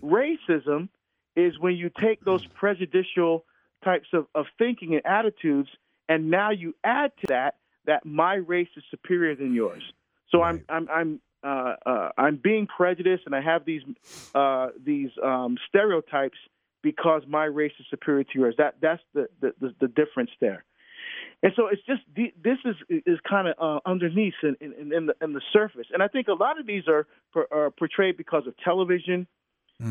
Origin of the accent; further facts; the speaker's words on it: Hillside, New Jersey, United States; moved away as an adult; also born or lived in Newark, New Jersey / Orange, New Jersey; now in Oregon, United States; I grew up in Hillside, but I but I, I went to St. Benedict's Prep in Newark